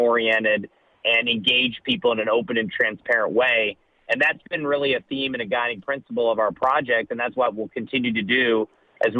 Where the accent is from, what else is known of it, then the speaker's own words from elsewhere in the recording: Ohio, United States; moved away; I grew up in Ohio